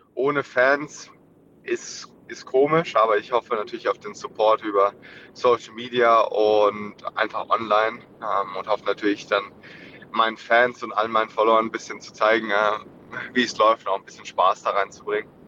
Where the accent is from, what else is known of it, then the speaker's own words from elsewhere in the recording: Germany; als Deutsche